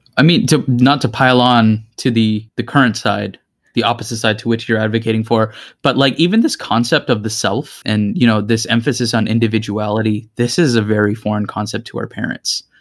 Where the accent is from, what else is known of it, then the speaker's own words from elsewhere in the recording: Greater Toronto Area, Ontario, Canada; I'm from the Greater Toronto Area